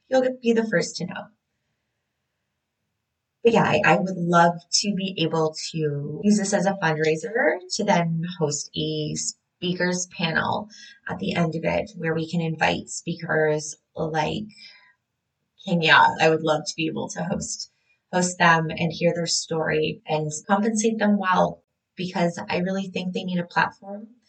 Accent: Canada; a Canadian birth worker

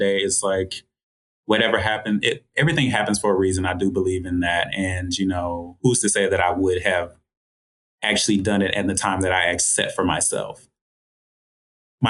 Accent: Georgia, United States; So growing up in Georgia, it's a lot of fun. It's kind of hot down here, so it's one of the warmer states

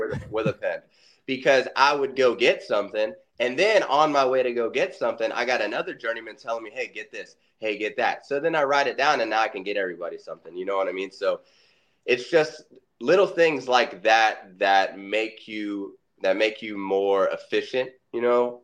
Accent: Orlando, Florida, United States; I was born and raised in Orlando, Florida

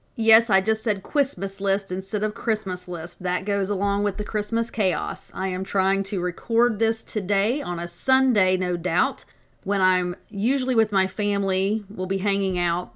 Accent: the South, United States; I'm from the South

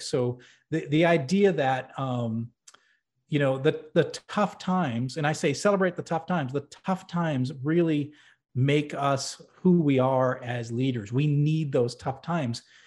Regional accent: New Hampshire, United States; I grew up in New England, actually in New Hampshire

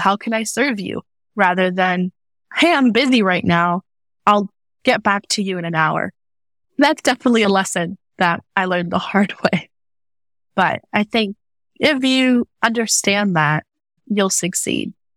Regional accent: United States; also born or lived in Mexico; being Mexican American, being born here, but also having lived in Mexico for a few years

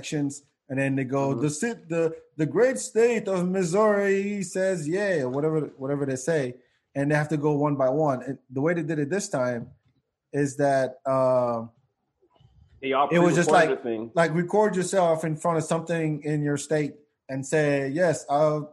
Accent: Senegal; moved away; I am from Africa. I'm originally from Senegal

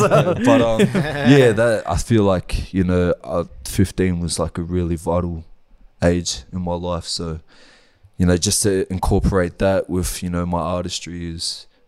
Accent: Sydney, New South Wales, Australia; also born or lived in Wellington, New Zealand; I moved over here when I was like, bro, I don't even think I was one

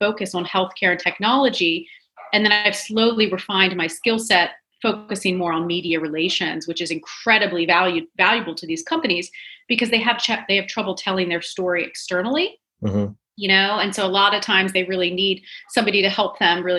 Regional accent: DC area, Maryland, United States; moved away as an adult; also born or lived in San Diego, California; I'm originally from the Maryland, DC area

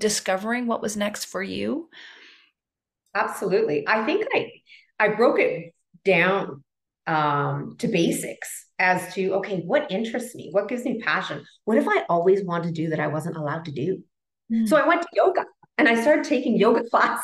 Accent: Toronto, Ontario, Canada; moved away as an adult; now in Colombia; all my life, raised, born and raised in Toronto, Canada

